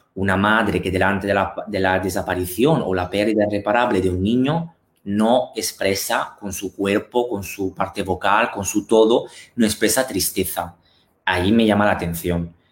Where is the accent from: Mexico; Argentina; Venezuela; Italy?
Italy; Spanish is a second language; moved away as an adult; also born or lived in Milan; now in Spain; sobre todo en Italia, o sea, encima en mi país natal